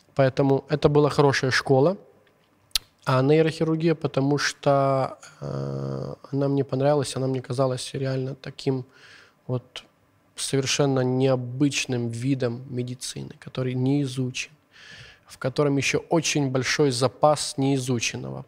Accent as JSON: {"language": "Russian", "town": "Uzhhorod", "region": "Zakarpattia Oblast", "country": "Ukraine", "tie": "born or raised there", "first_language": "Hungarian", "second_language": "Russian", "said": "я сам родом с Ужгорода"}